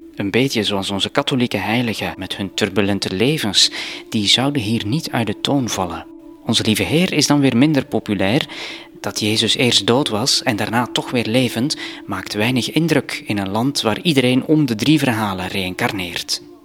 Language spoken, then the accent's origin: Dutch; Flanders, Belgium; moved away as an adult; now in Cambodia